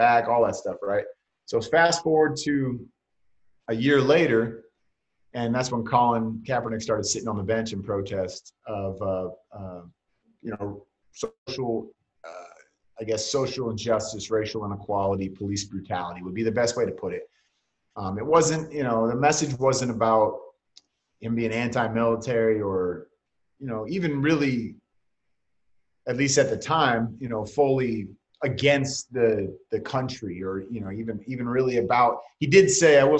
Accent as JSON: {"language": "English", "area": "Bay Area", "region": "California", "country": "United States", "tie": "born or raised there", "said": "I was just a big 49er fan growing up in the Bay Area"}